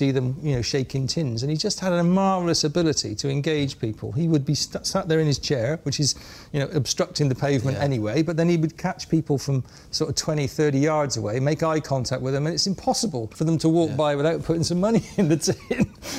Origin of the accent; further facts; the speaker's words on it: Bristol, South West England, United Kingdom; I was from Bristol